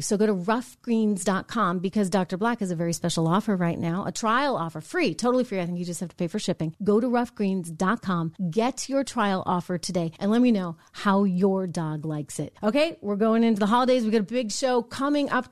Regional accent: United States; We are American. We're not Canadian, we're not South American, we're not Latin American, we are American

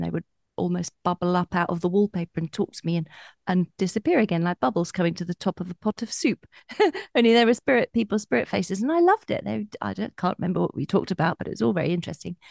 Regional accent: Colchester, East of England, United Kingdom; from a shop in Colchester town centre, which is my hometown

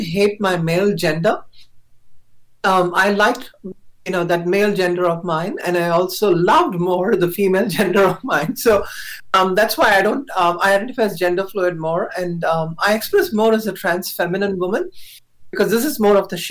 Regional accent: India; I was born in India. I'm a South Asian

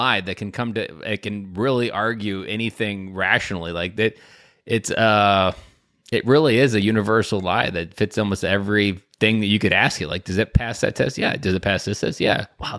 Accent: Wisconsin, United States; like me, I'm from Southern Wisconsin, grew up on a farm, like, that just, like, I was a very innocent kid going into that.

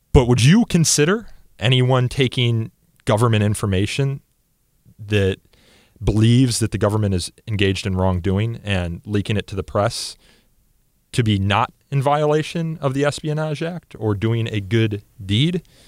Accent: Elmhurst, Illinois, United States; my hometown of Elmhurst, I-, Illinois

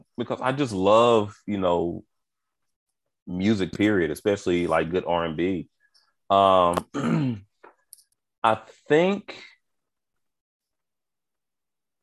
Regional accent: Houston, Texas, United States; also born or lived in Spartanburg, South Carolina; I was born in Spartanburg, South Carolina, and then I moved to Houston when I was five

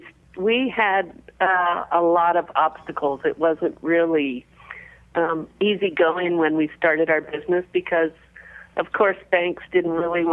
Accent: Washington, District of Columbia, United States; moved away as an adult; now in California, United States; we're both from the Washington, D.C. area, and we had both moved back there and actually lived with a group of people.

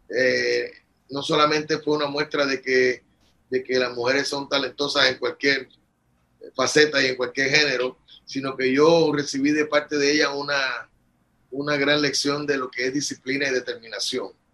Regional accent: Puerto Rico; also born or lived in Bogotá, Colombia; yo nací, me crié y vivo aquí.

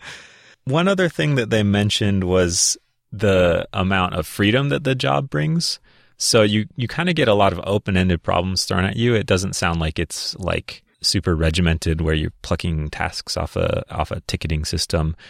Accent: Minnesota, United States; I grew up in Minnesota

